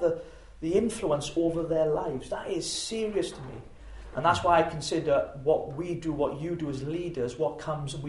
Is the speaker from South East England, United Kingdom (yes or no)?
no; Llanelli, Wales, United Kingdom; my hometown is in Llanelli